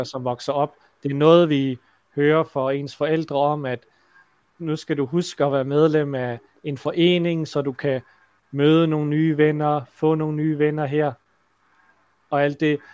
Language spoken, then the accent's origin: Danish; Denmark; som dansker og har opvokset her